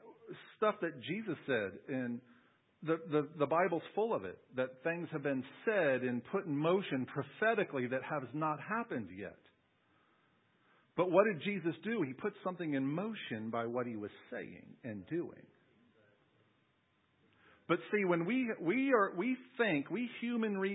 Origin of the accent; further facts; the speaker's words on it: United States; as Americans and even as American Christians